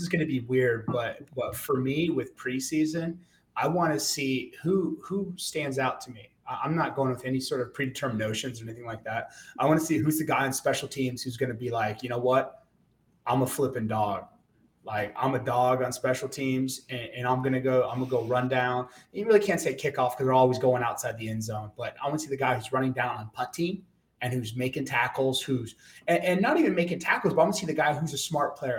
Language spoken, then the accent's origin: English; Texas, United States; I grew up in Texas